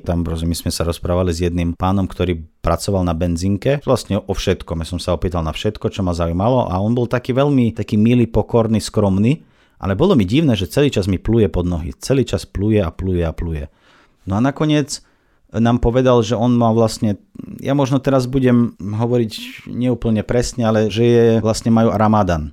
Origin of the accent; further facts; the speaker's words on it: Minsk, Belarus; first language Russian; Slovak is a second language; now in Slovakia; ja ruštinou vládam, vlastne to je môj materinský jazyk. Ja som sa narodil v Bielorusku, v Minsku